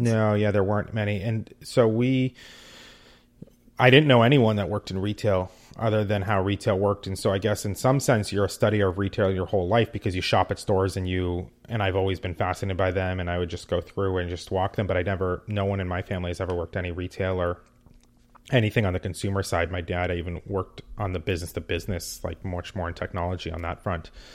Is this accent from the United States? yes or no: yes; West Coast, United States; also born or lived in New York; I grew up on the West Coast